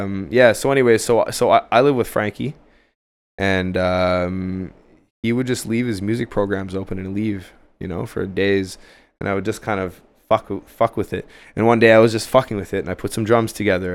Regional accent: Ottawa, Ontario, Canada; moved away as an adult; now in Montreal, Canada; I, I grew up in Ottawa, downtown Ottawa. I moved here when I was, like, twenty-one

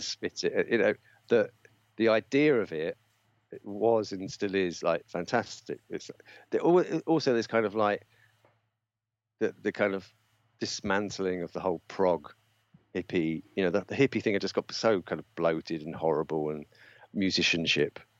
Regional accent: London, United Kingdom; where I grew up in North London, I, I, the estate I grew up on, it was mods everywhere

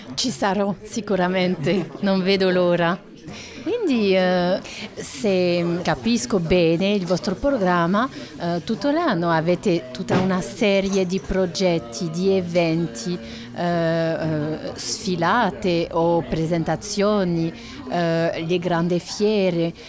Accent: France; Italian is a second language; sono francese

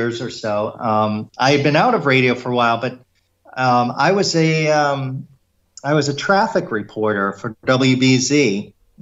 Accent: Needham, Massachusetts, United States; I was born and raised in Needham

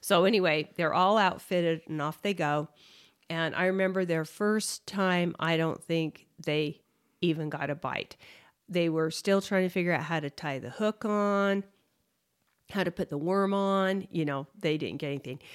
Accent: Utah, United States; growing up in Utah

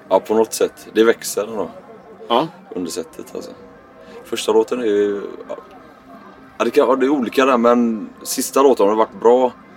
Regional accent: Gothenburg, Västra Götaland, Sweden; accent: göteborgska; Jag hör min göteborgska dialekt

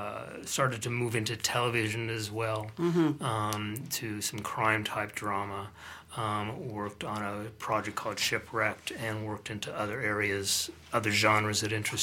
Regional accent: Colorado, United States; moved away; I grew up there, yes, but I've been on this side of the Atlantic for quite a long time.

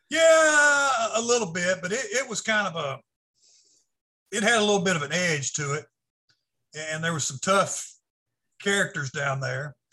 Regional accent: Arkansas, United States; also born or lived in California / Texas / Missouri; spent most of my life growing up in Arkansas and I ended up graduating from Camden High School down in southern Arkansas.

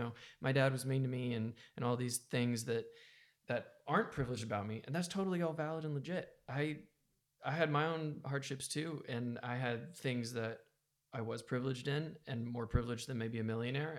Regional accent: United States; I was raised in America

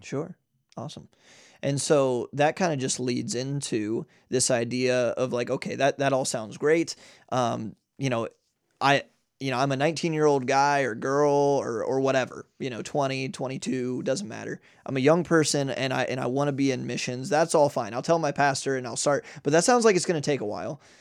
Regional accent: United States; as an American

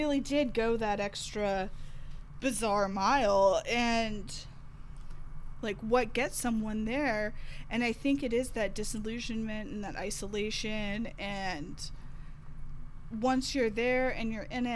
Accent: the South, United States; I am from the South

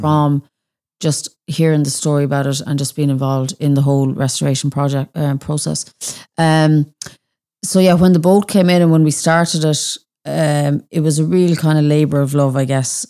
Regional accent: Annaghdown, Connacht, Ireland; I'm from Annandale

